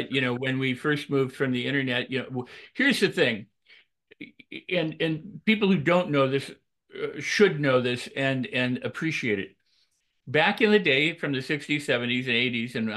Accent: Los Angeles, California, United States; I'm from Hollywood

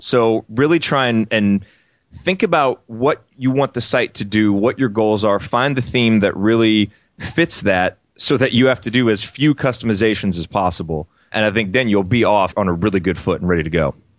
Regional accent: Bloomington, Indiana, United States; I grew up in Indiana and in Bloomington

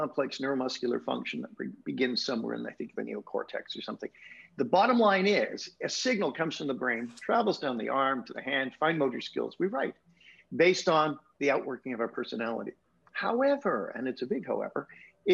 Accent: United Kingdom; now in Canada; me living in Canada, as a Brit living in Canada

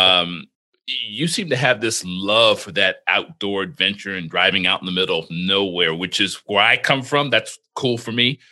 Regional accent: Florida, United States; I've had my experiences with growing up in Florida

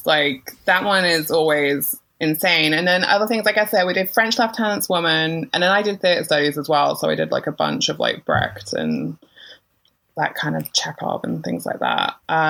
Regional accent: United Kingdom; being British

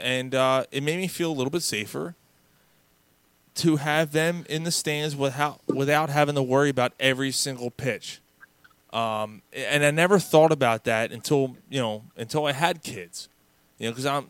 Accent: Philadelphia, Pennsylvania, United States; We all grew up actually at the Vet, and then obviously Citizens Bank Park.

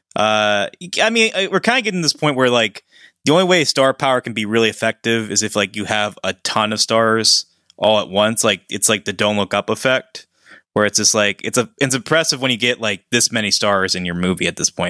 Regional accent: Pennsylvania, United States; we're both from Pennsylvania

